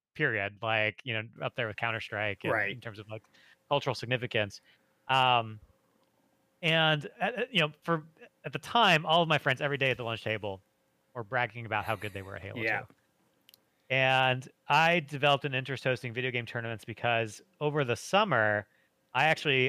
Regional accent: Michigan, United States; moved away as an adult; now in Los Angeles, United States; So I grew up in Michigan

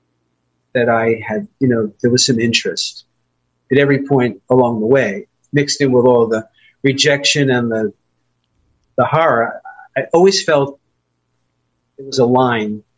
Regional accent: New York City, New York, United States; also born or lived in Long Island, New York / Manhattan, New York; I was born in Brooklyn, borough of New York City. And then we did what everybody did. We moved to Long Island

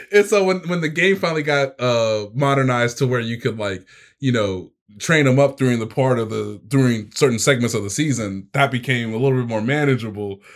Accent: Kansas City, United States; moved away; my hometown football team

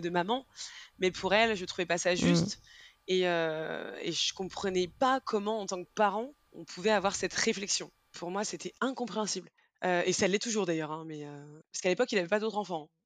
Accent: Rennes, Brittany, France; moved away as an adult; now in Paris, France; je suis originaire euh, de Rennes

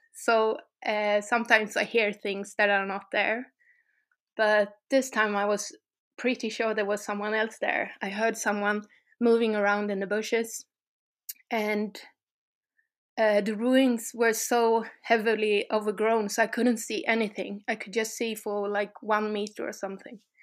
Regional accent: Sweden; from Sweden also.

